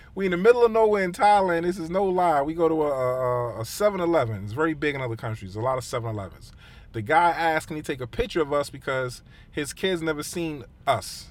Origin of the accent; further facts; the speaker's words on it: United States; as an American